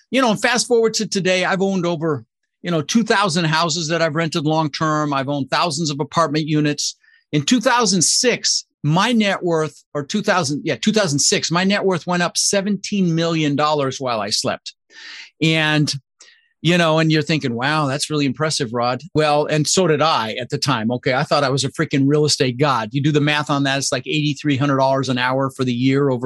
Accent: Denver, Colorado, United States; also born or lived in Netherlands; So I immigrated to this country pretty young, when I was 6 years old, with my mother's Vancha and my brother Albert. And we ended up in Denver, Colorado

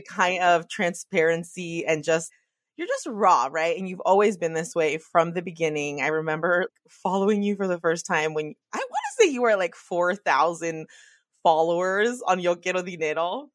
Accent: the Bay Area, California, United States; I'm from the Bay

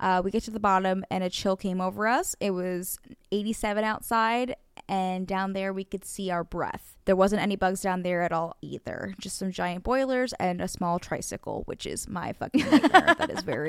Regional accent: New Jersey, United States; And I very much always will thank Weird NJ for giving me something to do, because also I was in a somewhat small town

